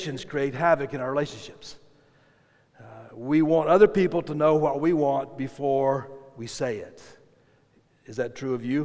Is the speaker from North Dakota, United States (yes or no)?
no; South Carolina, United States; I grew up in South Carolina, and in South Carolina, there's only one way you cook chicken